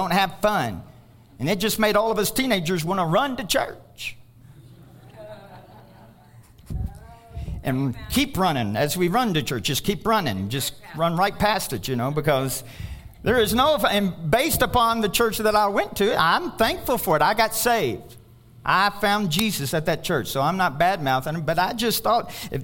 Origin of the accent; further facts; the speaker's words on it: Kentucky, United States; moved away as an adult; I'm from Kentucky